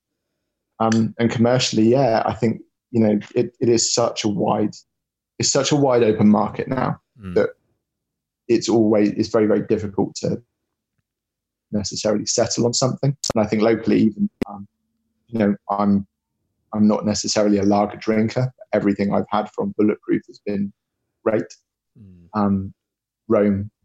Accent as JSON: {"language": "English", "town": "Plymouth", "region": "South West England", "country": "United Kingdom", "said": "I'm from Plymouth"}